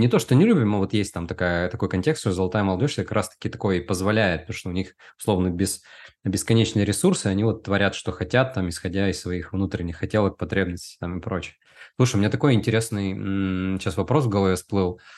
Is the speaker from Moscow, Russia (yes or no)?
no; Udmurtia, Russia; я вырос э, в Удмуртии, это регион России, в Поволжье.